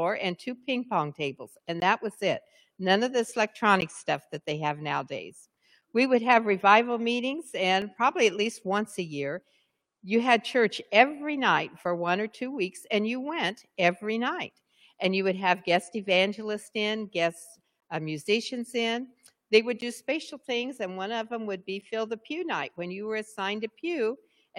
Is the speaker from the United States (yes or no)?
yes; United States; I did have the privilege of growing up in Bachelor Creek. I grew up just a couple miles down the road on 200 North.